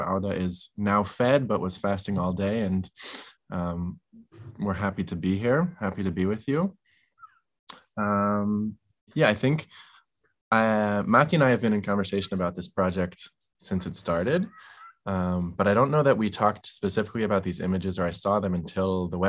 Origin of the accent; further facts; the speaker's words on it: Israel; born there; as an American Israeli with roots here, I was born here. Half of my family is in Israel, half of my family is in the US.